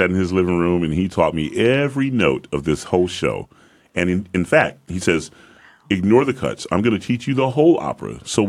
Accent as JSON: {"language": "English", "town": "Atlanta", "region": "Georgia", "country": "United States", "said": "being that I'm from Atlanta, Georgia, and I'm post-civil rights, whenever that might have been, I was born in 1969."}